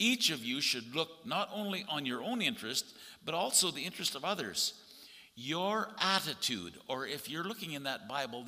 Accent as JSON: {"language": "English", "country": "Canada", "said": "as a Canadian"}